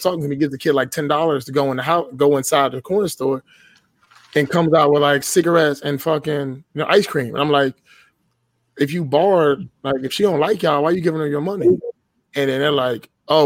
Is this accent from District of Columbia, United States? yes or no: yes; Washington, District of Columbia, United States; So, I was born and raised in Washington, D.C., right? I live just outside of the city now